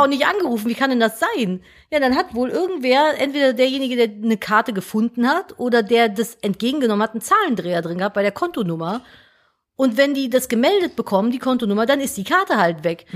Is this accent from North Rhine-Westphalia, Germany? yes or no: yes; Cologne, North Rhine-Westphalia, Germany; Wir sind aus Köln